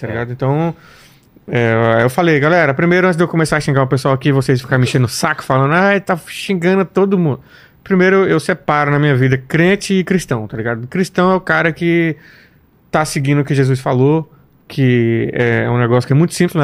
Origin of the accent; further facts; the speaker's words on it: Samambaia, Federal District, Brazil; moved away; Eu vim de, eu vim de Samambaia